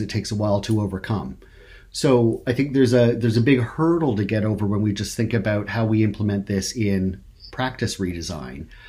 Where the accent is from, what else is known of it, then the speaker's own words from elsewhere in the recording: Canada; I'm from Canada